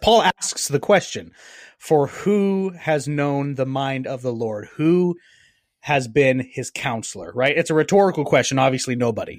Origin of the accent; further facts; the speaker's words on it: Cajun, Louisiana, United States; I'm Cajun